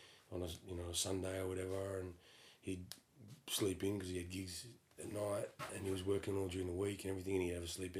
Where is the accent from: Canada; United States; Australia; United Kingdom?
Australia; Perth, Western Australia; Yes, I am from Perth, Western Australia.